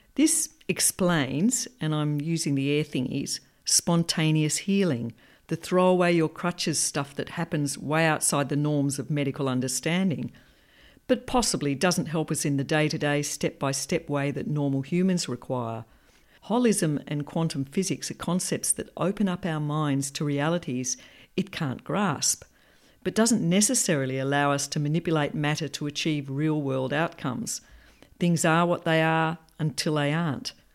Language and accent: English; Perth, Western Australia, Australia; I grew up in Perth in a loving, down-to-earth and rational family.